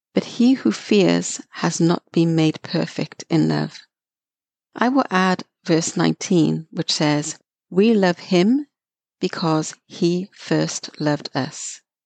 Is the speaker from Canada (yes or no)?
no; Wales, United Kingdom; growing up in Wales, United Kingdom.